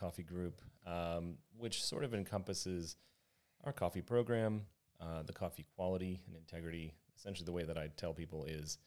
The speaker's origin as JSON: {"language": "English", "region": "Kansas", "country": "United States", "tie": "born or raised there", "also_born_or_lived": "Honolulu, Hawaii / Big Island, Hawaii", "moved": "as an adult", "said": "I was born and raised in Kansas until I was about 30 years old"}